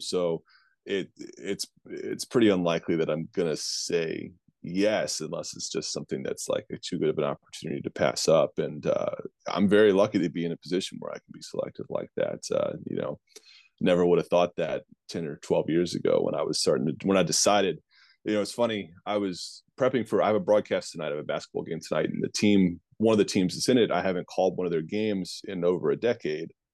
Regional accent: Virginia, United States; the Richmond Flying Squirrels, which I think is the flagship baseball program in my home state

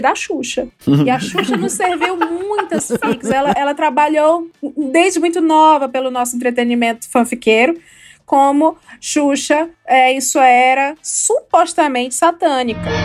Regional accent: Ceará, Brazil; eu sou do Ceará, eu vivia na praia

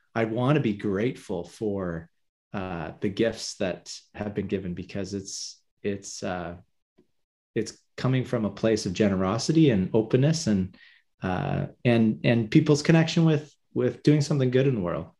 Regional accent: Hamilton, Ontario, Canada; I'm from Hamilton, Ontario, uh, sort of the end of the Great Lakes, Great Lake Ontario.

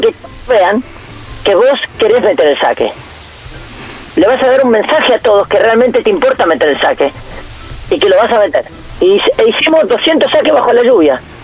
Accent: Argentina; nosotros nacimos en, en Argentina

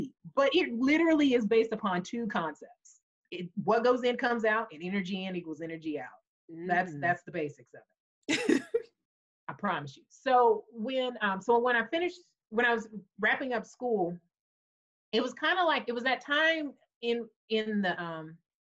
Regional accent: Huntsville, Alabama, United States; I grew up in Huntsville, Alabama

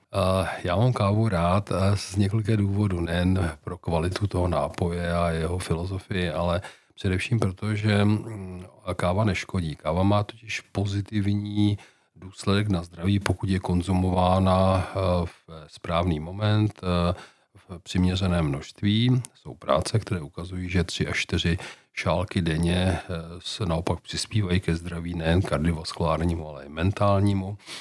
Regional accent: Czechia; jako Češi

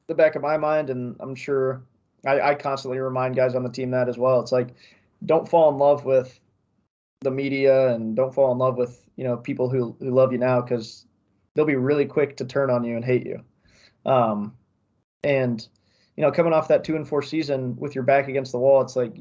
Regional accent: Columbus, Ohio, United States; moved away; I'm from Columbus

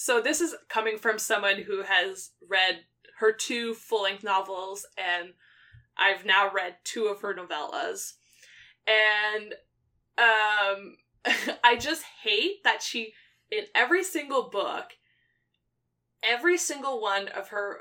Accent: Quebec, Canada; I grew up in Quebec, so a lot of French speaking

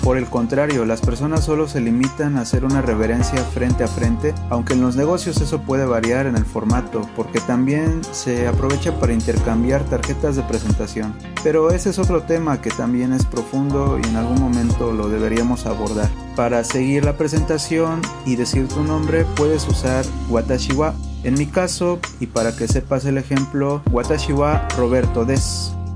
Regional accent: Mexico; first language Spanish; now in Japan; Yo soy de México

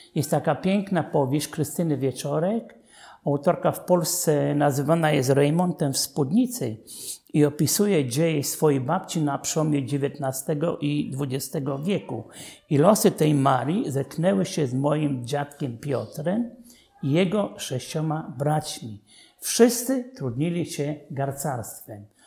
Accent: Dąbrowa nad Czarną, Łódź Voivodeship, Poland; Dąbrowie nad Czarną, skąd wywodził się mój ojciec, ja się urodziłem

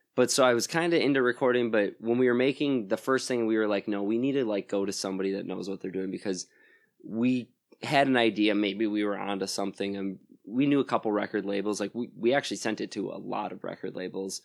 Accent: Plymouth, Wisconsin, United States; moved away as an adult; now in Madison, United States; I'm from, uh, Plymouth, Wisconsin originally, so that's near Sheboygan

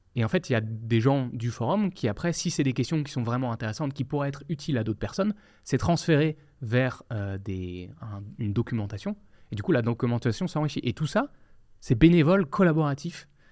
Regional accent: France; moved away as an adult; also born or lived in Quebec; now in Quebec City, Canada; moi, en tant que Français

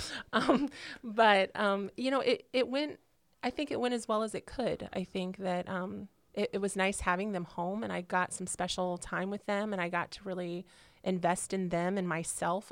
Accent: Illinois, United States; moved away as an adult; also born or lived in California; now in Indiana, United States; I'm originally from California, and then, then I grew up in um, Illinois in a small country town um, through high school

